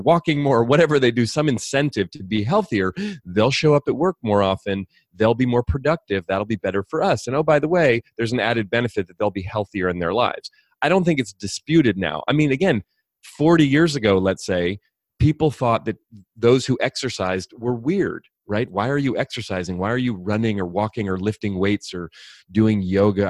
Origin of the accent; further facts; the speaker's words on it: California, United States; I grew up here in California, not far from where I live now